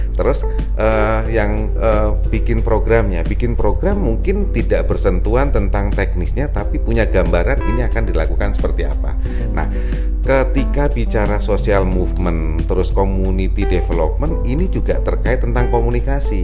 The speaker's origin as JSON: {"language": "Indonesian", "region": "Lampung", "country": "Indonesia", "tie": "born or raised there", "also_born_or_lived": "Yogyakarta", "moved": "yes", "lives_now": "Jakarta, Indonesia", "said": "Eh, ibu saya memang dari Jogja, bapak saya dari Jawa Timur, tapi saya lahir di Lampung"}